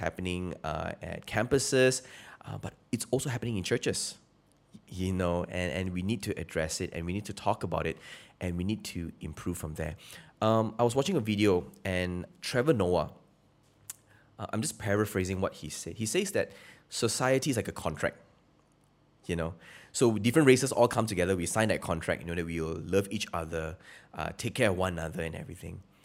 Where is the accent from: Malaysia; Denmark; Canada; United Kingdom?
Malaysia; I'm Malaysian